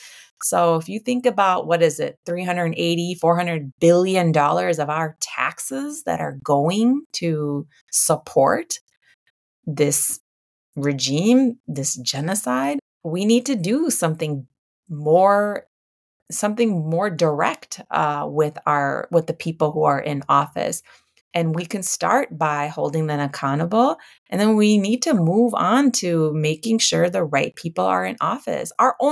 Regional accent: United States; we have to be, as Americans, as American citizens, we need to be exercising our voice and our right to vote

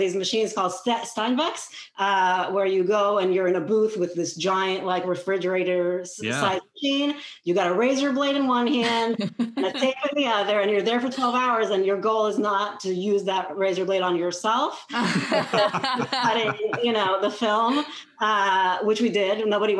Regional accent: Israel; now in United States; I'm originally from Israel

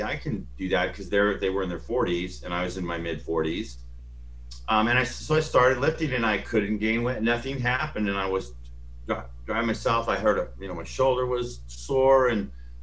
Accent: Phoenix, Arizona, United States; moved away; I grew up in Phoenix, Arizona

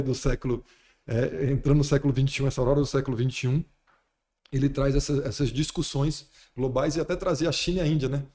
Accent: Fortaleza, Ceará, Brazil; moved away as an adult; now in Brasília, Brazil; eu vim de Fortaleza sou de Fortaleza

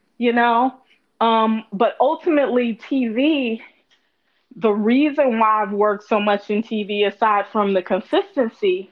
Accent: Gary, Indiana, United States; I'm from Gary, Indiana, where it wasn't too much to do, but there was a movie theater

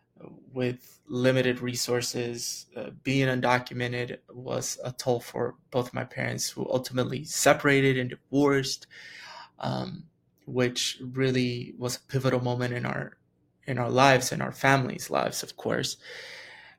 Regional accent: West Texas, United States; also born or lived in Chihuahua, Mexico; I grew up in West Texas

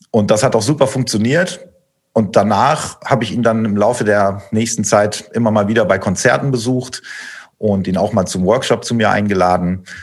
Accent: Osnabrück, Lower Saxony, Germany; Und kennengelernt haben wir uns tatsächlich in Osnabrück, in meiner Heimatstadt, auf meine Initiative hin sozusagen.

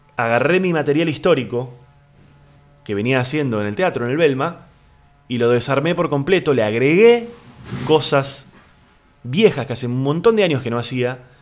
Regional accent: Argentina; Aquí en Argentina le decimos departamento

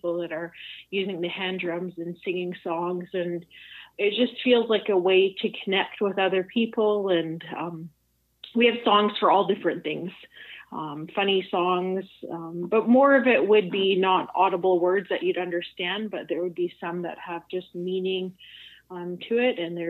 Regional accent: Lil'wat Nation, near Whistler, British Columbia, Canada; on my mom's side, I'm from the Iliatwat Nation, which is part of the Shlatlium, like a larger dialect of people. Old categories would call us Interior Salish.

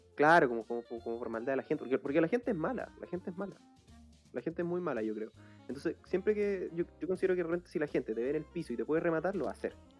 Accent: Chile; somos un país de grandes personas

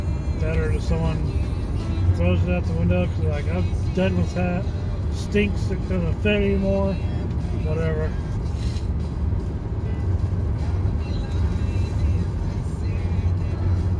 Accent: Midwest, United States; I grew up in the Midwest

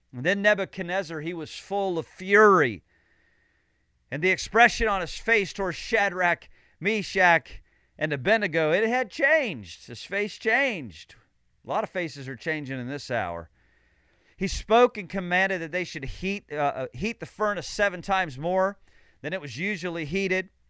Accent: Illinois, United States; now in Sarasota, United States; I'm from Illinois.

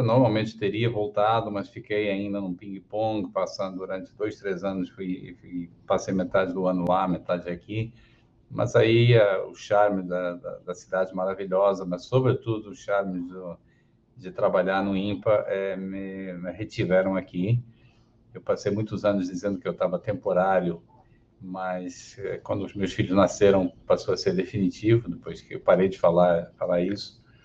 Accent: Portugal; moved away as an adult; also born or lived in Porto, Portugal; now in Rio de Janeiro, Brazil; eu sou carioca de nascimento, meus pais eram imigrantes portugueses é, que viveram no, no, Rio nos anos 50 até o início dos anos 60. E na época que eu nasci, minha mãe já estava querendo voltar para a terrinha, então aproveitou, pegou o bebê, levou no colo e me criou lá.

